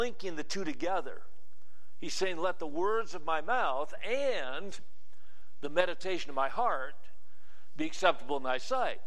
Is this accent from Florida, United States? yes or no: no; Wisconsin, United States; When I was a teenager growing up in Wisconsin